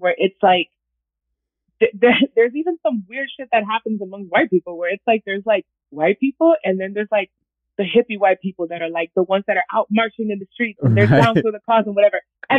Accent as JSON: {"language": "English", "country": "Puerto Rico", "tie": "born or raised there", "also_born_or_lived": "Dominican Republic / Washington Heights, New York / Minneapolis", "said": "I'm born in Washington Heights. I grew up in Puerto Rico and DR, and then I was in Minneapolis. I went to school in the hood in North Minneapolis."}